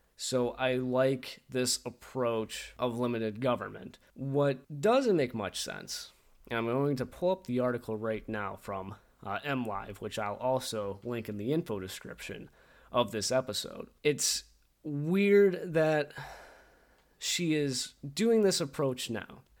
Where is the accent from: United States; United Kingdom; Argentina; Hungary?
United States; Michigan; As Michiganders, as American people